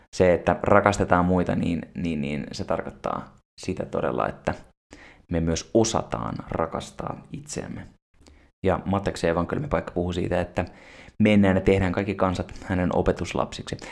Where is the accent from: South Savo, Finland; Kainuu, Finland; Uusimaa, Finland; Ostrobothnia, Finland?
Uusimaa, Finland; Espoo; mä olen syntynyt Despossa Jorvin sairaalassa